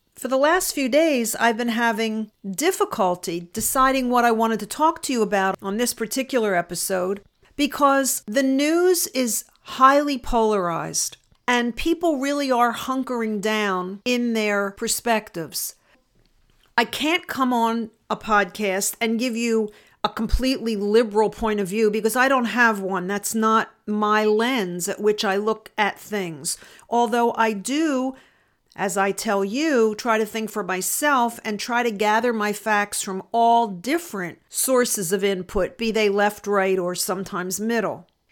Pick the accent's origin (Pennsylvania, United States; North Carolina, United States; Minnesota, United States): Pennsylvania, United States; Philadelphia; moved away; I grew up in Philadelphia, suburban Philadelphia.